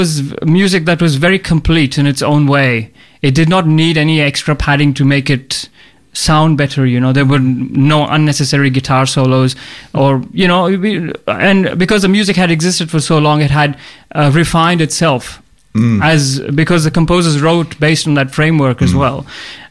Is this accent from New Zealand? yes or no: no; Jabalpur, Madhya Pradesh, India; moved away as an adult; also born or lived in Wagga Wagga, Australia; now in Melbourne, Australia; originally I'm from India. I was born in India in a town called Jabalpur, which is like right in the middle of India